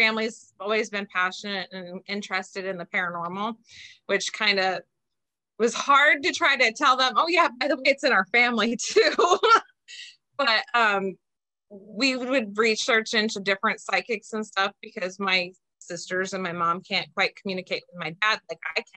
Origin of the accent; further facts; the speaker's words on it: Bellevue, Ohio, United States; also born or lived in Reynoldsburg, Ohio; I am from a small town called Belfis. That's where still most of my family lives and my father's buried.